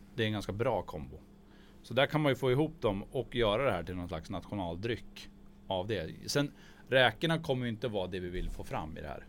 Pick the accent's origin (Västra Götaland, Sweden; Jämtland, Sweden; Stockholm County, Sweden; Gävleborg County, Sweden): Jämtland, Sweden; Gällö; där jag kommer ifrån i Gällö